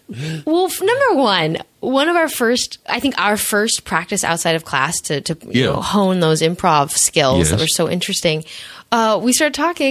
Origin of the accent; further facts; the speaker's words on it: Santa Monica, California, United States; I grew up in Santa Monica